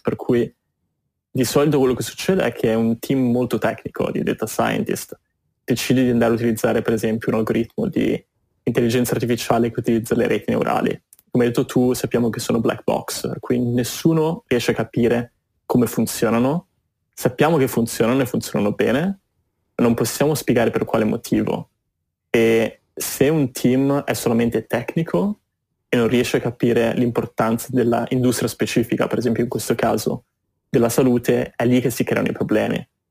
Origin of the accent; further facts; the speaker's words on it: Genoa, Liguria, Italy; moved away as an adult; also born or lived in London / Boston; now in New York, United States; sono partito dal Liguria, da Genova, mi sono spostato prima a Londra per studi e poi per lavoro e poi mi sono spostato in America